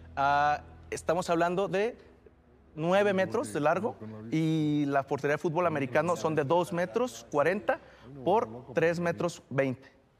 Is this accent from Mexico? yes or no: yes; Jalisco, Mexico; vengo del estado de Jalisco, de la tierra del tequila, el mariachi y el pacbolero